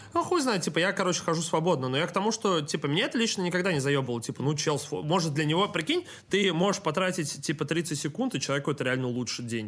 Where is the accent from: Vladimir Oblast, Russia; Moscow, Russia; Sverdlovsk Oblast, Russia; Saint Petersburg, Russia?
Saint Petersburg, Russia; я питерский